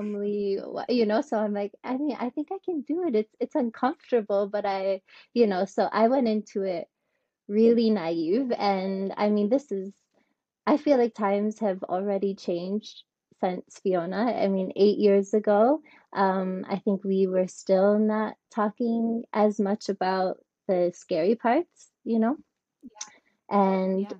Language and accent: English; Michigan, United States; moved away as an adult; also born or lived in Ticino, Switzerland / Russia; now in Switzerland; I'm from Michigan